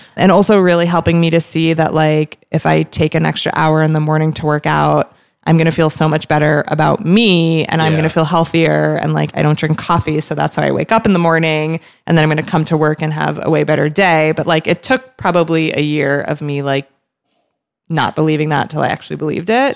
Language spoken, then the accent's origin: English; New Jersey, United States; also born or lived in New York City; I'm from New Jersey and proud to be a Jersey girl